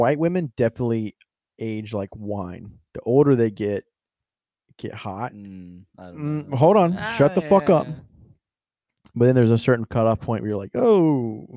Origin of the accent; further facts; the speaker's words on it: United States; I'm from America, baby. U.S. of A.